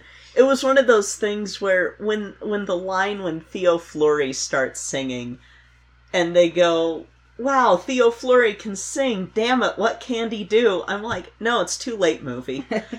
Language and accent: English; Colorado, United States; I'm from Colorado.